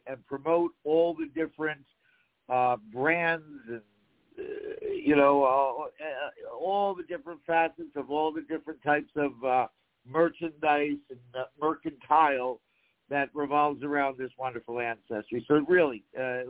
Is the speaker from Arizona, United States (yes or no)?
no; New Jersey, United States; now in California, United States; I come from New Jersey. I was a reluctant transplant. I didn't expect to be out in California. Came from that big Italian family, and I literally have had to recreate a lot of the wonderful traditions and stuff that I grew up with here.